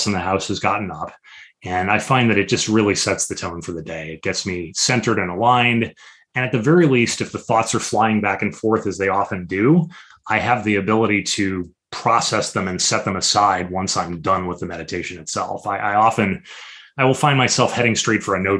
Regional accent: Chicago, Illinois, United States

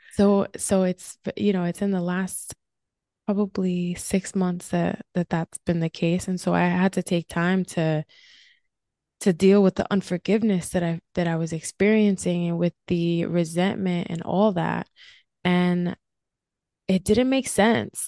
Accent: New Jersey, United States; also born or lived in California; now in Florida, United States; I'm originally from New Jersey

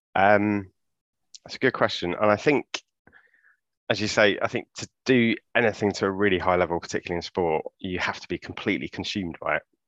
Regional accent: London, United Kingdom; grew up in Clapham

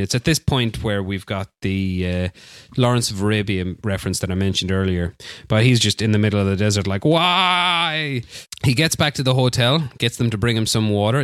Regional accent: Barcelona, Catalonia, Spain; my hometown, Barcelona

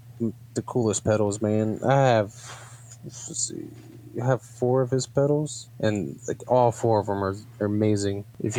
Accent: West Virginia, United States; from here in my home state in Morgantown.

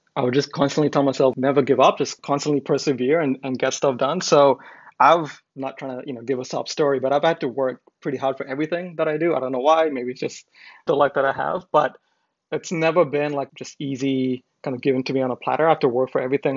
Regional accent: Macau; moved away as an adult; also born or lived in India / United States; I'm from India originally, but I grew up in Macau. I lived there for more than 20 years.

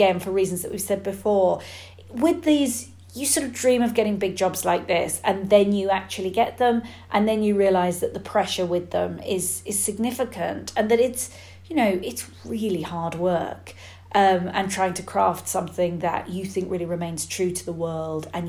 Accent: United Kingdom; being British

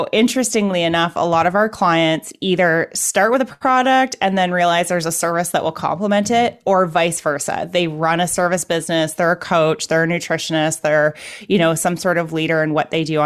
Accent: Canada; I'm a Canadian

